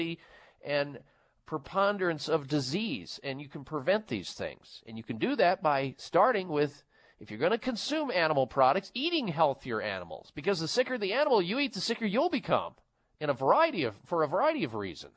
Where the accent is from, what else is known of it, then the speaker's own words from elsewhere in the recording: Midwest, United States; I was raised in the Midwest